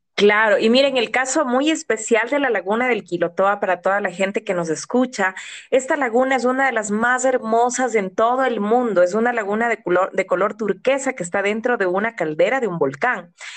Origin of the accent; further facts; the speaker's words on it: Ecuador; siendo ecuatoriana